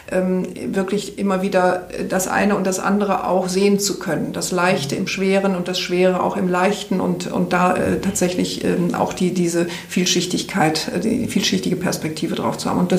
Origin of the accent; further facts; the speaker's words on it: Rhineland, Germany; Ich komme aus, aus dem Rheinland, vielleicht ist mir das da ein bisschen in die Wiege gelegt